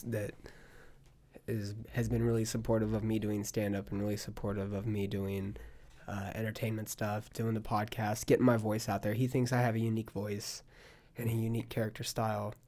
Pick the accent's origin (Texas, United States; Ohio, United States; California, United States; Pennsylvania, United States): California, United States; Palm Springs; now in Austin, United States; I'm from California